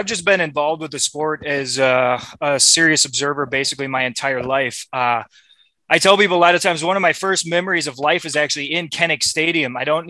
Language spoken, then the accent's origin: English; Minneapolis, Minnesota, United States; moved away as an adult; also born or lived in Iowa City, Iowa / Los Angeles, California; I was born in Iowa City. I grew up in Minneapolis, another college town, a suburb of Minneapolis.